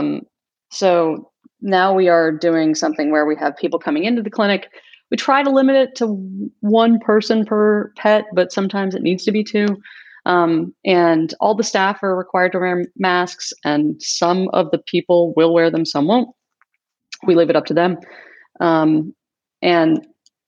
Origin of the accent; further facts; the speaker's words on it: the South, United States; also born or lived in Kentucky / Georgia; I grew up in Kentucky and Georgia, surrounded by animals